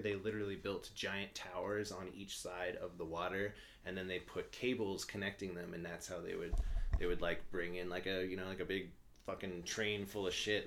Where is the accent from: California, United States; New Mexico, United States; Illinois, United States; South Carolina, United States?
New Mexico, United States; Albuquerque; I'm from Albuquerque, New Mexico